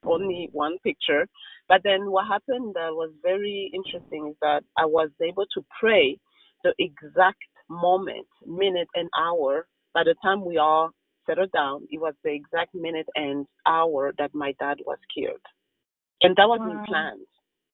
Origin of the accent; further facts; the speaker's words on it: Rwanda; moved away; when we were growing up in Rwanda